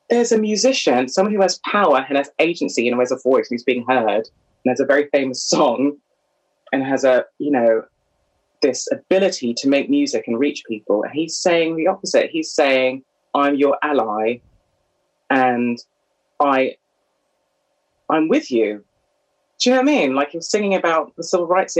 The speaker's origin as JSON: {"language": "English", "country": "Canada", "tie": "born or raised there", "moved": "as an adult", "lives_now": "United Kingdom", "said": "I was born and raised in Canada in the 70s and 80s"}